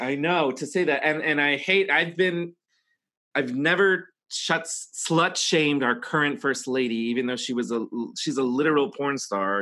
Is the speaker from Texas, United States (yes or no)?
yes; Texas, United States; moved away; also born or lived in New York; where I grew up in Texas